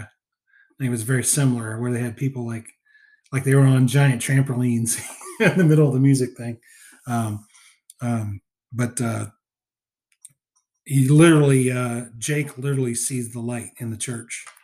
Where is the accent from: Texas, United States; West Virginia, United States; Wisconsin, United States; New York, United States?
West Virginia, United States; moved away; also born or lived in Atlanta; growing up in West Virginia